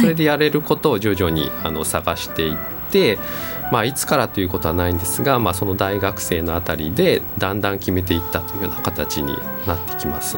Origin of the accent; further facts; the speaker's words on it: Sagamihara, Kanagawa, Japan; also born or lived in Chiba; now in Nishitokyo, Japan; 神奈川の相模原で出身なんです